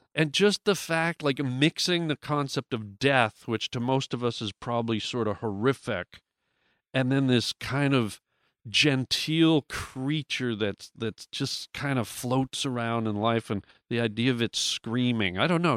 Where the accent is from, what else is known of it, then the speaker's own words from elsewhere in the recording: Canada; I grew up in Canada